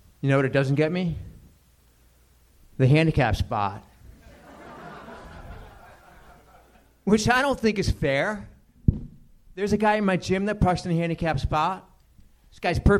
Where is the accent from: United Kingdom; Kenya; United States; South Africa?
United States; Connecticut; I have an accent, but I'm from Connecticut